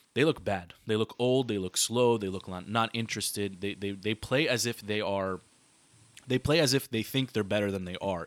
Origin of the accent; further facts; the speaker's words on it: Washington, District of Columbia, United States; the Wizards, my hometown team, a team that I've been a fan of for a long, long time